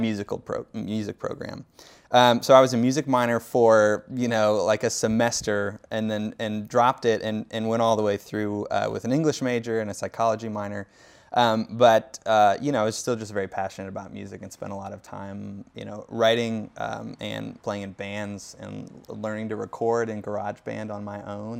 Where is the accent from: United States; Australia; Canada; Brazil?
United States; Davenport, Iowa; moved away as an adult; I grew up in Davenport, Iowa, uh, which is about three hours west of Chicago, five hours north of Saint Louis.